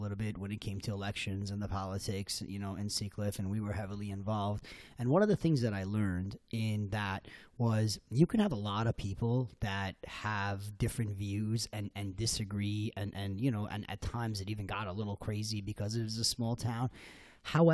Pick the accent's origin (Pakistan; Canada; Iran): Iran; now in Sea Cliff, United States; I'm originally from Iran